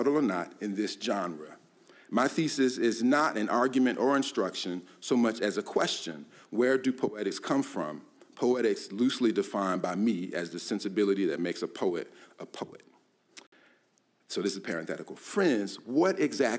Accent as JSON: {"language": "English", "town": "Columbia", "country": "United States", "tie": "born or raised there", "moved": "yes", "said": "I'd return to Columbia, my hometown an hour away after college"}